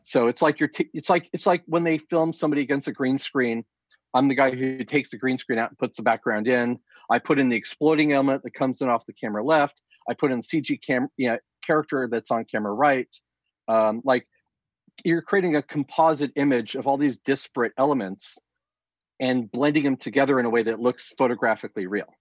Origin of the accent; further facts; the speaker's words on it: Southern California, United States; I grew up here in Southern California